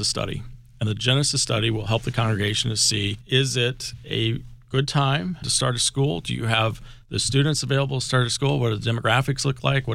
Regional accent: Nebraska, United States; moved away; also born or lived in Maryland; growing up in Nebraska

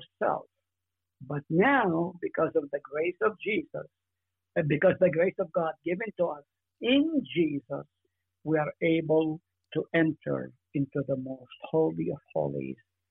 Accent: Israel; moved away; I grew up in Israel

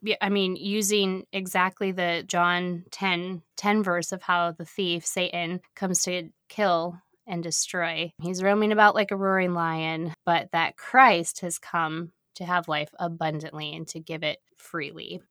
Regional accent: United States; an American citizen born and raised

